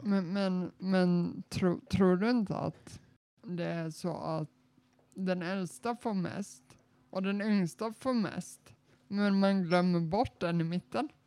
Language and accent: Swedish; Småland, Sweden; jag är ju smålänning